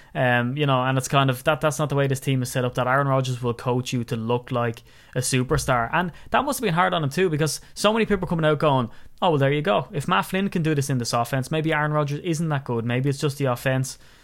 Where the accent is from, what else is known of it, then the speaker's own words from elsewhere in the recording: Wicklow, Leinster, Ireland; I'm from Wicklow